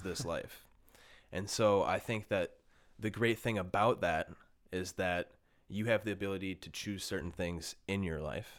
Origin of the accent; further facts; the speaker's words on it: Bloomington, Minnesota, United States; born and raised in Minnesota, um, grew up in Bloomington